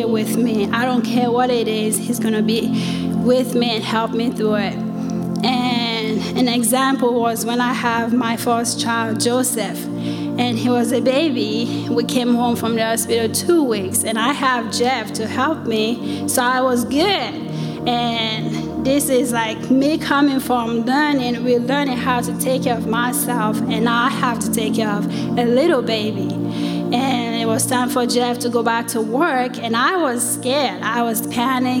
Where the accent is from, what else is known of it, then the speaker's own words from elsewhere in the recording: Sierra Leone; moved away; I'm from West Africa, Sierra Leone